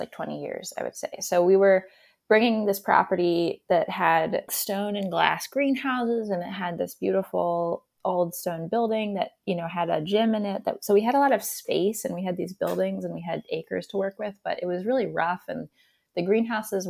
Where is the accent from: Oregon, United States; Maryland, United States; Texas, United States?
Maryland, United States; Towson; I grew up in Towson